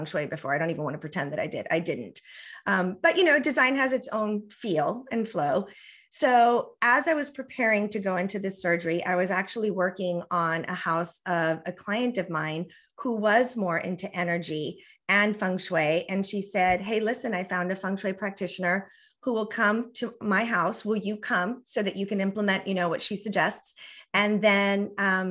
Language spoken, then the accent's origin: English; the border with Mexico, US–Mexico border, United States; first language Spanish; English is a second language; my first language is Spanish, and I was raised on the border with Mexico. So, you know, I'm not even really American. I mean, I am, but you know, I relate to my culture as very Mexican American